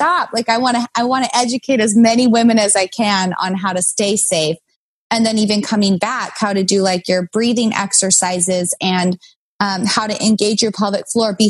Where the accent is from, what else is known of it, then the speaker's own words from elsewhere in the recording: Kaysville, Utah, United States; now in Los Angeles, United States; I grew up in Kaysville. I went to Davis High.